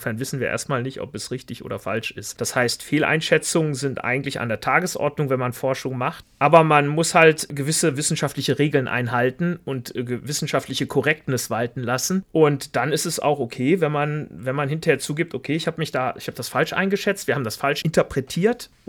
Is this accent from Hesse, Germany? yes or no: no; Velbert, North Rhine-Westphalia, Germany; Und ich bin ja auch aus dem Bergischen Land da, Felbert. Das heißt, sogar die Landschaft ist ja ähnlich.